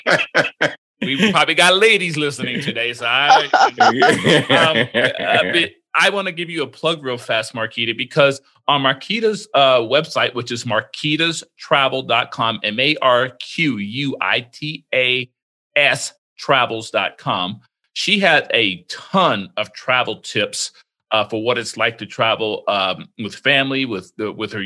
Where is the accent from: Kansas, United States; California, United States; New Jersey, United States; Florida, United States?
Florida, United States; also born or lived in Spain; I grew up in Florida.